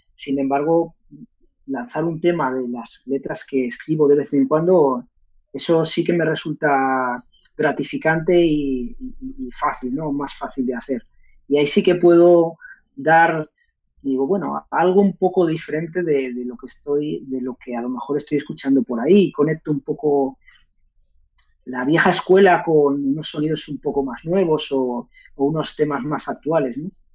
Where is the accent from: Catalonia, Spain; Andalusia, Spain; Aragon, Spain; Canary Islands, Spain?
Aragon, Spain; Zaragoza; also born or lived in Manila / London; de ahí nos viene a los aragoneses nuestro acento y muchas palabras de nuestro vocabulario